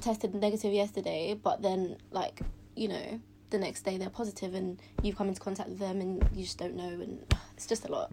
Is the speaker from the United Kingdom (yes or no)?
yes; London, United Kingdom; I was brought up in London